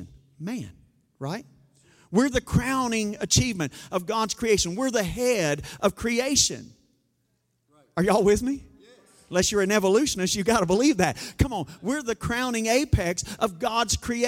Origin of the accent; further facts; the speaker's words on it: Arkansas, United States; we're from Arkansas